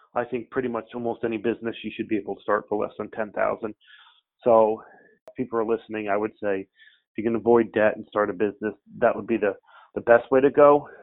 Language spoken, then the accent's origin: English; Albany, New York, United States; moved away as an adult; also born or lived in Cape Cod, Massachusetts; now in Falmouth, United States; We're from the Albany, New York area